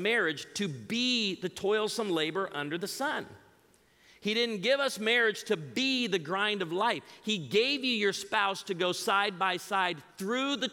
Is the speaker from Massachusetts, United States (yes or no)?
no; outside of Chicago, Illinois, United States; moved away; I grew up outside of Chicago